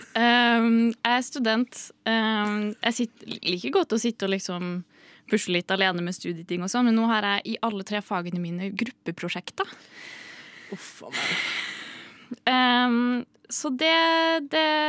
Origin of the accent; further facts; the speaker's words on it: Trondheim, Trøndelag, Norway; jeg er fra Trondheim